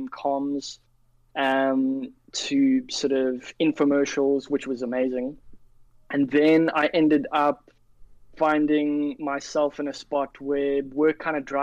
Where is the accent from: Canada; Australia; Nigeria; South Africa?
South Africa; Cape Town, Western Cape; also born or lived in London; I work remotely from Cape Town, South Africa. That's where I was born and raised. Sorry, I wasn't born here. I was born in London, but I was raised here.